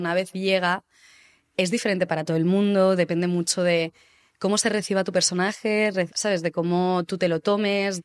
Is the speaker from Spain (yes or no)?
yes; Barcelona, Catalonia, Spain; moved away as an adult; now in Madrid, Spain; soy actriz, soy de Barcelona, hace cinco años que me mudé a Madrid